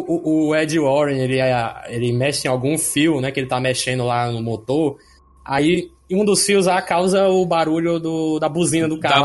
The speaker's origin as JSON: {"language": "Portuguese", "town": "Fortaleza", "region": "Ceará", "country": "Brazil", "said": "eu sou aqui de Fortaleza"}